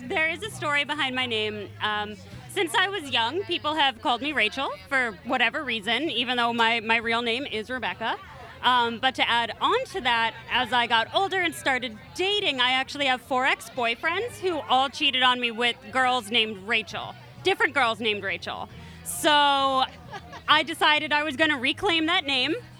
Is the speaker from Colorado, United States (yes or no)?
no; Philadelphia, Pennsylvania, United States; I'm from Philly